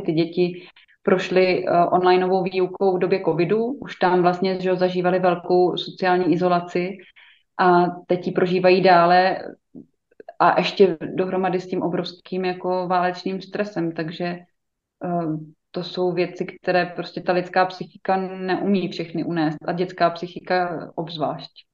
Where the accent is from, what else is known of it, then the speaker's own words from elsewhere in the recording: Czechia; jako Češi